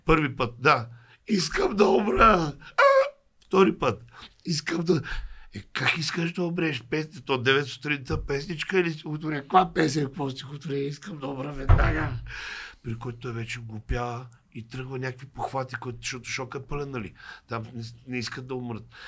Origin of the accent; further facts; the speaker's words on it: Lovech, Lovech Province, Bulgaria; аз съм от Ловеч